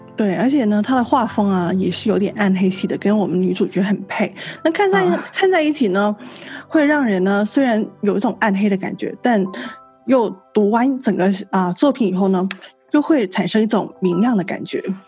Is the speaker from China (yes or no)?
yes; Guangdong, China; 作为一个广东人